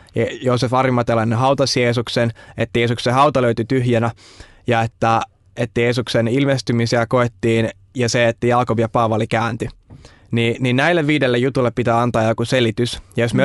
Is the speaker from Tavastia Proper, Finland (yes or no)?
no; Vantaa, Uusimaa, Finland; mä tuun tuolta Vantaan perukoilta